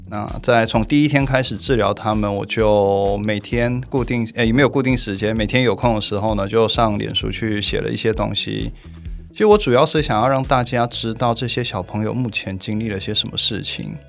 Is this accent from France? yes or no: no; South Korea; accent: Korean overseas Chinese dialect, like Shandong dialect; moved away as an adult; now in Taiwan; 那是会是韩国华侨，是因为我从小出生在韩国， 嗯 直到我考上大学以后才来台湾念书。